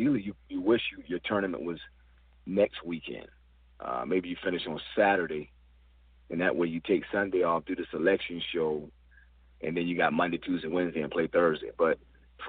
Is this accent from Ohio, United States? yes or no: no; Charleston, South Carolina, United States; also born or lived in Milledgeville, Georgia; I grew up in Charleston, South Carolina, but I played college ball in Milledgeville, Georgia.